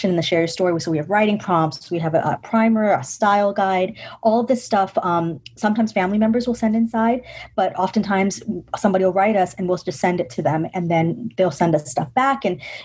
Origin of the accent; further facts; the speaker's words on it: New York, United States; I was born in New York, so I'm a New Yorker